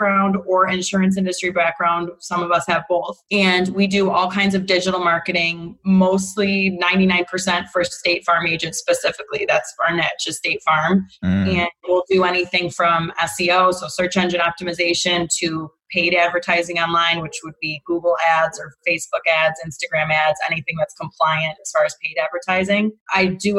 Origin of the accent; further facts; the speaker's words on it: Rochester, New York, United States; moved away as an adult; I'm from Rochester, New York.